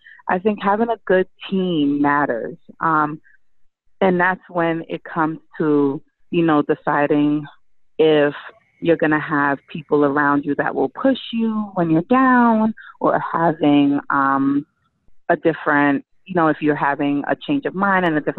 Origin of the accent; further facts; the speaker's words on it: Jamaica; I'm from Jamaica